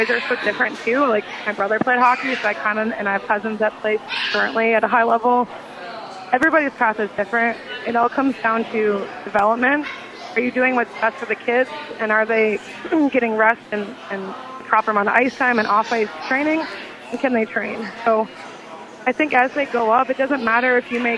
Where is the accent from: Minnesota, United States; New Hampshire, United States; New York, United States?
Minnesota, United States; now in Nashville, United States; I'm from Minnesota